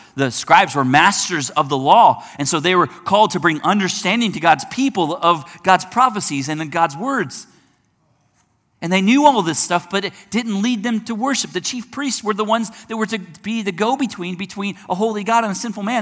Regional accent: United States; I'm an American

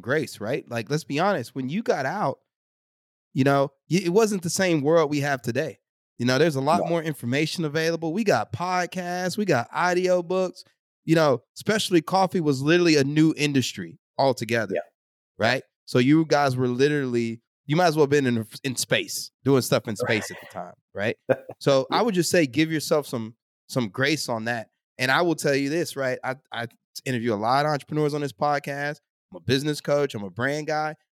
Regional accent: Texas, United States; I grew up in Texas

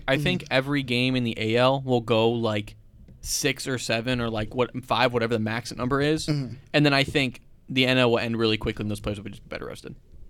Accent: Texas, United States; I'm from Texas.

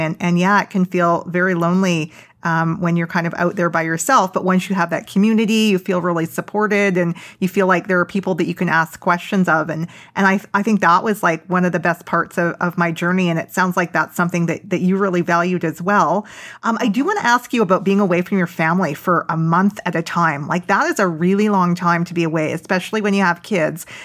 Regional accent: Vancouver, British Columbia, Canada; moved away; I'm originally from Vancouver

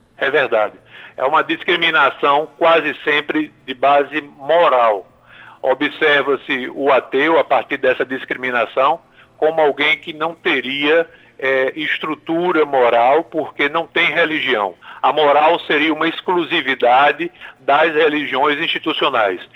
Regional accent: Paraíba, Brazil; moved away; os cidadãos da minha terra

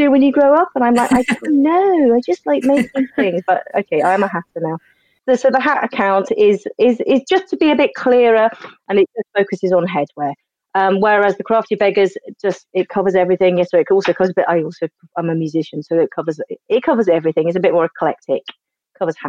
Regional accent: Sussex, South East England, United Kingdom; moved away; I'm from Sussex originally.

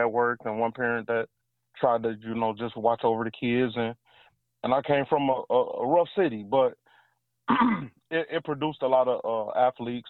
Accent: Flint, Michigan, United States; moved away as an adult; also born or lived in Detroit, Michigan; now in Atlanta, United States; Flint, Michigan. Flint and Detroit. I'm all Michigan. I was born and raised in Michigan. I've been in Atlanta, Georgia for like 4 years now

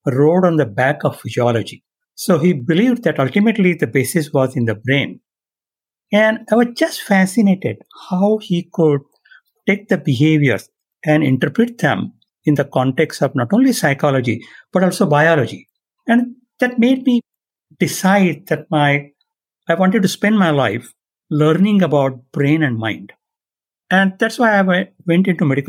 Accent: India; now in San Diego, United States; I was born and raised in India

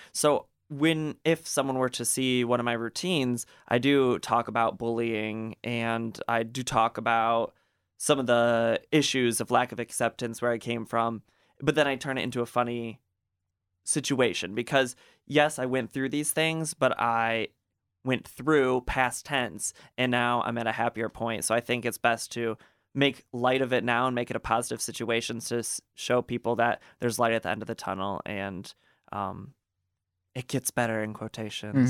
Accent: Gaylord, Michigan, United States; growing up in Gaylord, you know, there wasn't a lot of diversity

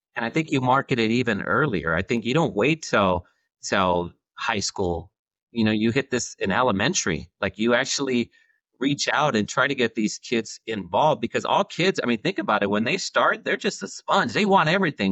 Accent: Central California, United States; I'm from Central California

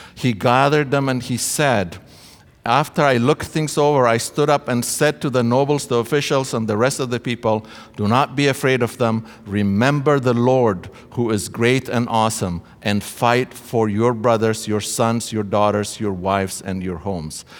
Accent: Ethiopia; moved away as an adult; now in Canada; I came to study from Ethiopia uh, at Trinity Western University.

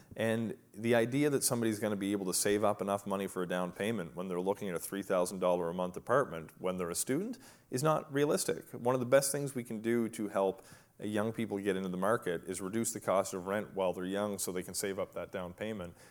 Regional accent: Merigomish, Nova Scotia, Canada; now in New Glasgow, Canada; I'm from Merrimack-Mish. Uh, those of you who don't know, rural community twenty minutes away.

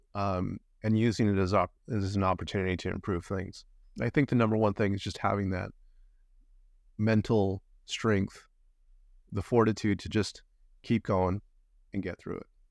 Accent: Los Angeles, California, United States; moved away as an adult; now in Vancouver, Canada; I'm originally from Los Angeles, California

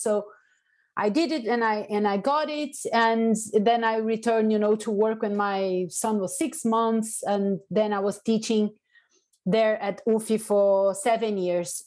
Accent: Salvador, Bahia, Brazil; now in United Kingdom; i am from salvador bahia which is the african capital of brazil

